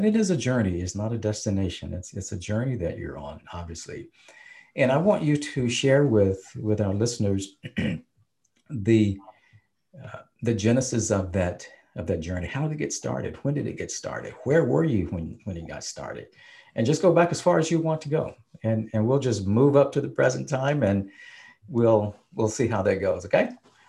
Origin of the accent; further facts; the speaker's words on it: Mississippi, United States; As a Black man growing up, a Black person growing up in Mississippi and having experienced Jim Crowism firsthand